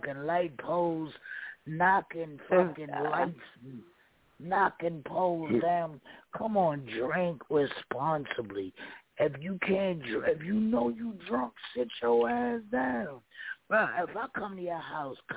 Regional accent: New York City, New York, United States; Brooklyn made me the man that I am today

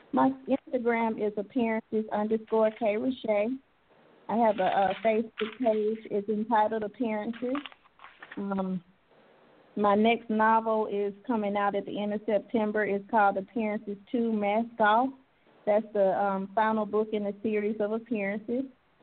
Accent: Starkville, Mississippi, United States; Starkville, Mississippi, in my hometown.

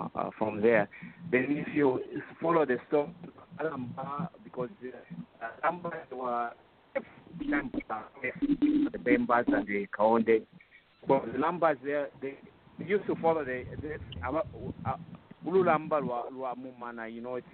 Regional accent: Kazembe, Luapula Province, Zambia; also born or lived in Kashobwe, Zambia; now in Pennsylvania, United States; I'm from Kazembe

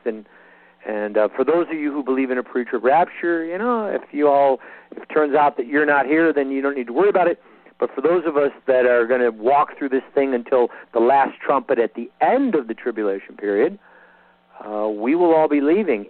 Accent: United States; I was born here and I am a citizen, and so I guess that would make me sort of an American at the moment

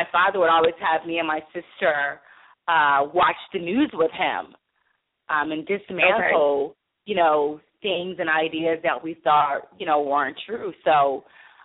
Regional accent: Chester, Pennsylvania, United States; growing up in Chester, Pennsylvania

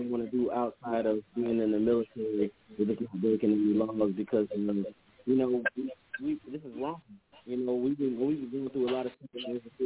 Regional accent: California, United States; now in Georgia, United States; out here in Georgia, ATL area, you know, but I'm from California

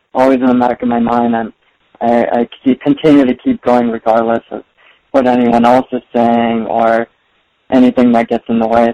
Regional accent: Torrance, California, United States; I've basically been born and raised in Southern California uh, throughout my entire life.

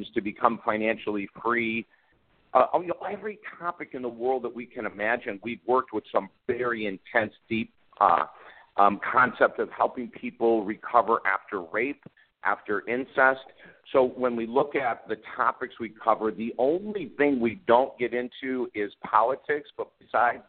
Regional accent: Syracuse, New York, United States; moved away as an adult; also born or lived in Utica, New York; now in Florida, United States; I grew up in upstate New York. I was born in Utica, this tiny little city in the middle of New York State. Moved to Syracuse in first grade and lived in Syracuse, went to Syracuse University

